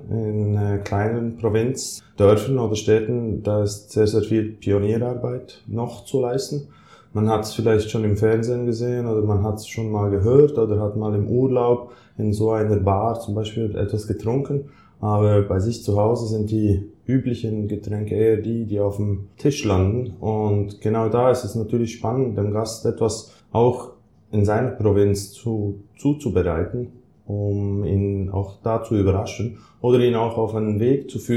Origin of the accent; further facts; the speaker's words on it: Thun, Bern, Switzerland; komme aus Thun, aus der Schweiz. Thun ist ein kleines Städtchen gelegen mitten in den Alpen.